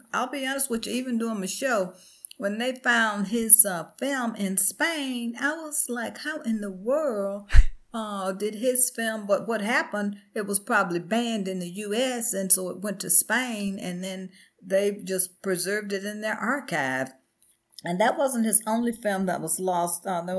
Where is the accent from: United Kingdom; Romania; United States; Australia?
United States; the South; I grew up in the South.